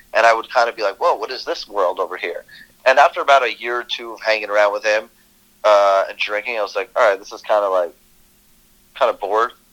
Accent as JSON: {"language": "English", "region": "New Jersey", "country": "United States", "tie": "born or raised there", "also_born_or_lived": "Moscow, Russia / Brooklyn, New York", "said": "grew up in Brooklyn for a few years, and my parents got like real jobs once they assimilated a little bit, learned the language, mm-hmm. and then I was raised in Jersey"}